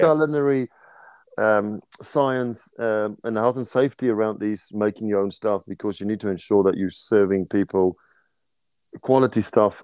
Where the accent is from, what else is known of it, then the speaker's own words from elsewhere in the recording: South Africa; moved away as an adult; now in New Zealand; growing up in South Africa